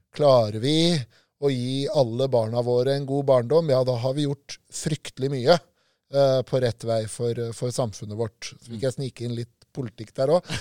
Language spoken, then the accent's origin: Norwegian; Lillehammer, Innlandet, Norway; Jeg vokste opp sjøl på Lillehammer, i Søre Ål på Lillehammer